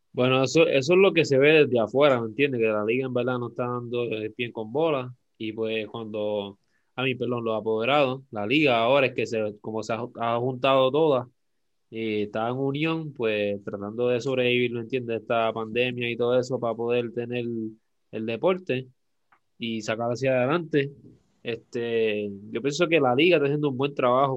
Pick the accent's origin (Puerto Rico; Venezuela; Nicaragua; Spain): Puerto Rico; Carolina; moved away; yo soy de Carolina